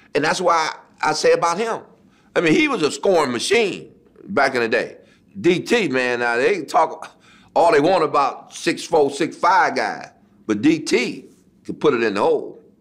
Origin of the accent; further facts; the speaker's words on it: Detroit, Michigan, United States; Detroit, my hometown, at the Cobo. You know, that's where I played my high school uh, championship games